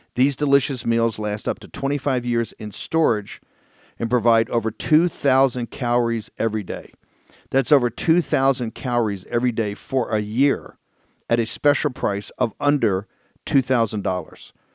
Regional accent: Richmond, Virginia, United States; Richmond, my hometown

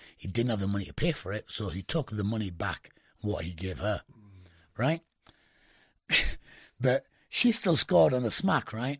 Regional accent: United Kingdom; I was the only Brit, yeah? but I'm not only a Brit, but I'm Indian

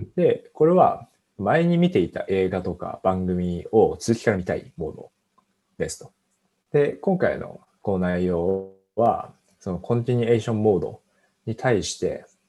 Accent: Fukushima, Japan; 僕は地元が福島なんですけど

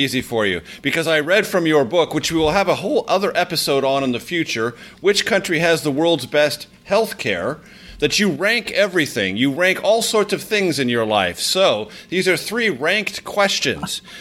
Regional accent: Coronado, California, United States; my hometown, the Hotel Del California in Coronado, just outside of San Diego

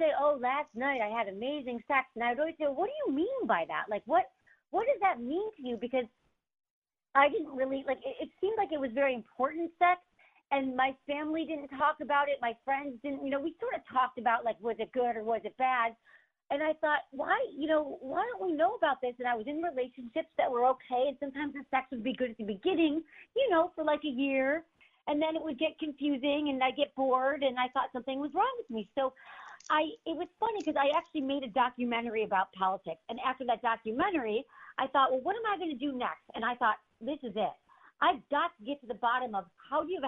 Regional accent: Michigan, United States; moved away as an adult; also born or lived in San Francisco; I'm from Michigan, and I moved to San Francisco, and I worked in politics for about 10 years

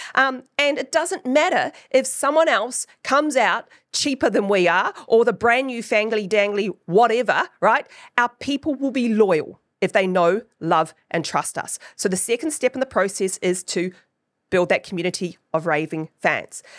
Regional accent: New Zealand; accent: Kiwi; my Kiwi accent

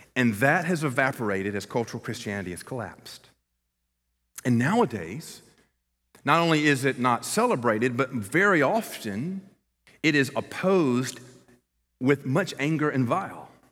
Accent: Columbus, Georgia, United States; moved away; My hometown is Columbus, Georgia

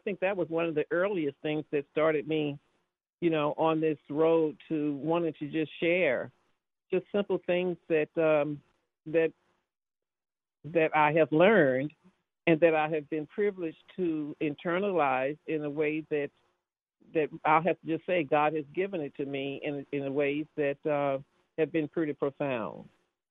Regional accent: the South, United States; moved away; also born or lived in Washington, D.C.; I'm from the South

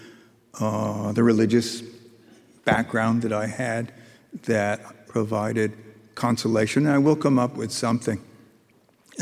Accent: rural Hudson Valley, upstate New York, United States; I grew up in upstate New York, rural Hudson Valley

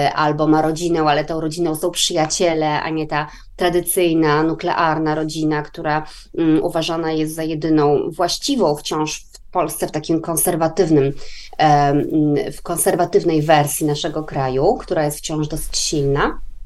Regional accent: Poland; now in Sweden; Polska na przykład mojego dzieciństwa, czyli Polska lat 80. i 90.

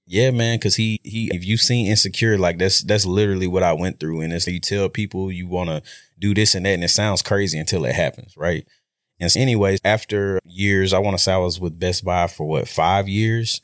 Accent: Shreveport, Louisiana, United States; moved away as an adult; now in Dallas, United States; I'm from Shreveport, Louisiana. Went to Huntington High School

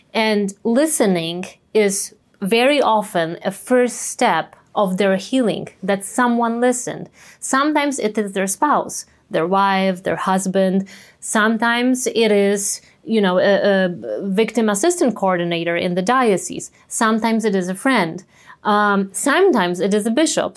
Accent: Częstochowa, Silesian Voivodeship, Poland; my hometown in Częstochowa

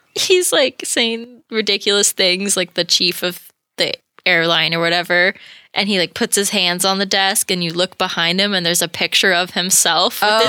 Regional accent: California, United States; growing up in California where it wasn't really a thing. And then we'd go visit my family in Michigan

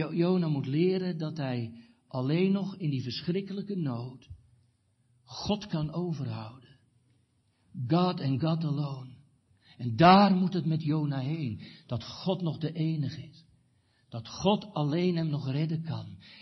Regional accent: Katwijk, South Holland, Netherlands; moved away; in Katwijk aan Zee, waar ik vandaan kwam

